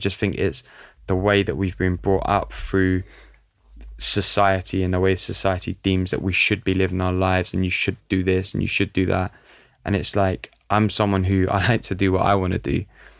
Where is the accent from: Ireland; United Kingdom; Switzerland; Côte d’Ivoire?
United Kingdom; London; looking at the culture that I grew up in North London, like Italian community in North London